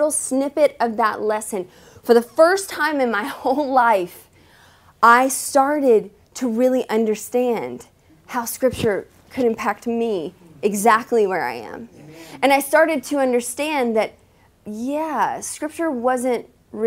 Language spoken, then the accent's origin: English; the South, United States; I was raised in the South